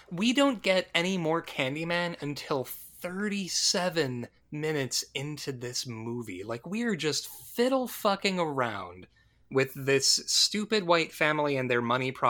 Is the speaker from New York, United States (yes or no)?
no; New Orleans, Louisiana, United States; I'm from New Orleans. It's cool.